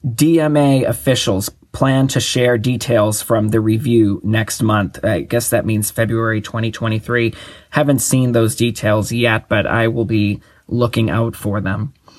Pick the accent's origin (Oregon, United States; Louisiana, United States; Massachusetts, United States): Massachusetts, United States; Boston; I was born and raised in Boston, and I attended high school very close to that museum